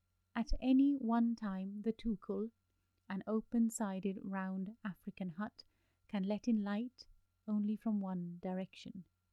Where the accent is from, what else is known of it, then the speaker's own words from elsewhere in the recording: Delhi, India; Growing up in Delhi, where the sun stayed high in the sky and set quickly, as if it were afraid of lingering shadows, I never had time to study my long shadows.